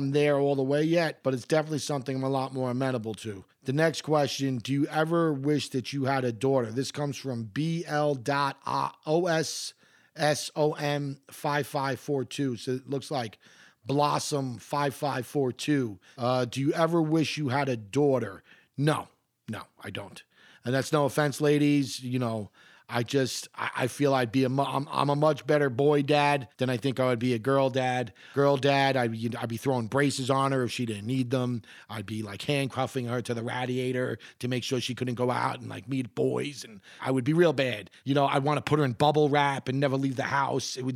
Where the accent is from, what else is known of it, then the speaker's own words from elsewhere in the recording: Queens, New York, United States; You know, I, I come from Queens. It is the most, this is not hyperbole, it is the most gentrified, gentrified city on the planet.